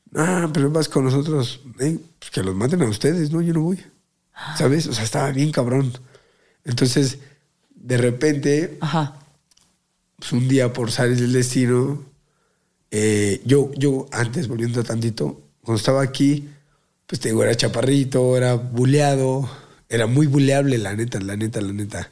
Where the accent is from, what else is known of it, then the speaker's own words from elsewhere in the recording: Mexico City, Mexico; eres chilango, ¿verdad? Le digo, Simón